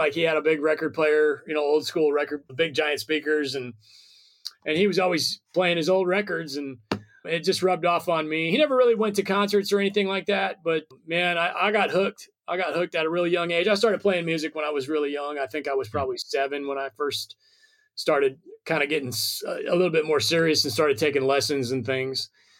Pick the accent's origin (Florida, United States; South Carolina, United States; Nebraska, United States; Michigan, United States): Nebraska, United States; moved away as an adult; also born or lived in Brooklyn, New York / Nashville; I'm from Nebraska. So we're both from states that nobody's ever heard of. But yeah, we both come from really small town. My town was actually smaller.